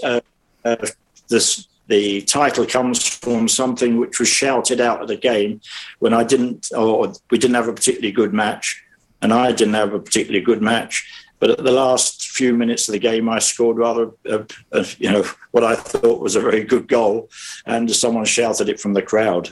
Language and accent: English; London, United Kingdom; I was brought up in South London, Streatham, Brixton